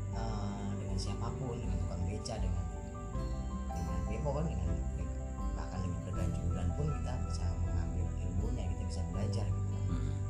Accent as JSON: {"language": "Indonesian", "region": "Java", "country": "Indonesia", "tie": "born or raised there", "said": "saya dilahirkan di Jawa jadi jadi orang Jawa"}